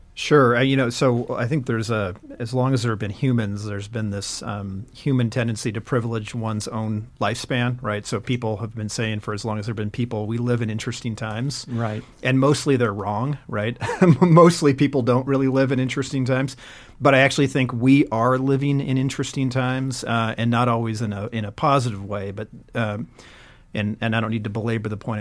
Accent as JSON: {"language": "English", "region": "Montana", "country": "United States", "tie": "born or raised there", "said": "I grew up in Montana"}